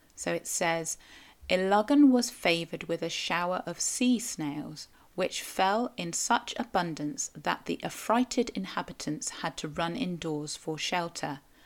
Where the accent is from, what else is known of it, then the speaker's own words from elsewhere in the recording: Cornwall, South West England, United Kingdom; I am a Cornish writer, blogger, podcaster